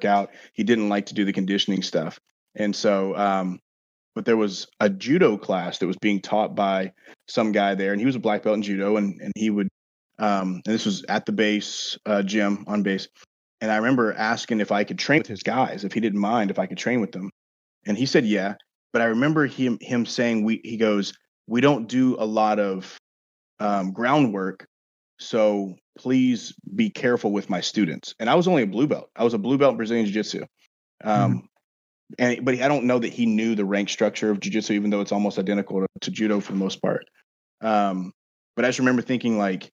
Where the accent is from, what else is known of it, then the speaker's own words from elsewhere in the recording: Bossier City, Louisiana, United States; Barksdale Air Force Base, which is in my hometown in Bossier.